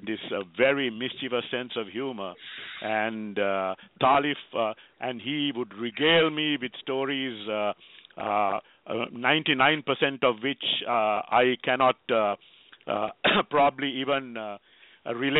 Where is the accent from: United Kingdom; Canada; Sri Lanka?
Sri Lanka; now in Herndon, Virginia, United States; a Sri Lankan